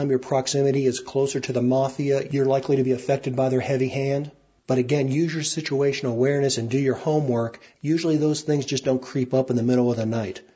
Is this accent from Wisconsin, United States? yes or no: no; Utah, United States; my home state of Utah